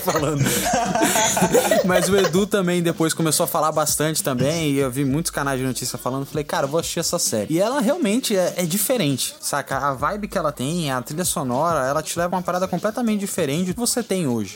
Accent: Brazil; como brasileiro

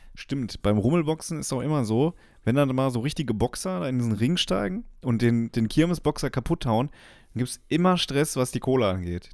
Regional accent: near Dortmund, North Rhine-Westphalia, Germany; ich komme aus der Nähe von Dortmund, ich bin Dortmund-Fan

